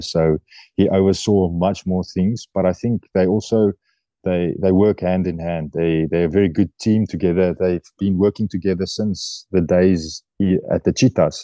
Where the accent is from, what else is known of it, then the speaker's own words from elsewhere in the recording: South Africa; moved away as an adult; now in France; in my heart, I'm, I'm a South African.